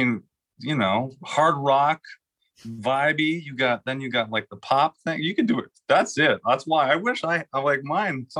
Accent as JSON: {"language": "English", "town": "Green Bay", "region": "Wisconsin", "country": "United States", "tie": "born or raised there", "accent": "Wisconsin Midwest", "moved": "as an adult", "lives_now": "Los Angeles, United States", "said": "I'm from Green Bay"}